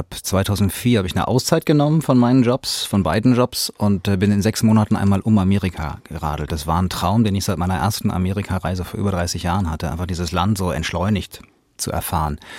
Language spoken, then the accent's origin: German; Hanau, Hesse, Germany; accent: Hessian; Nein, wobei, wenn ich in Bayern bin, dann ist tatsächlich äh, wenig mit Hessisch, aber, aber wenn ich zurückkomme, dann passiert